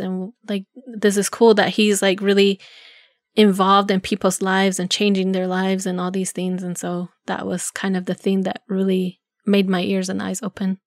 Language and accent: English; Zuni, New Mexico, United States; I grew up in Zuni in a, a mobile home with my grandparents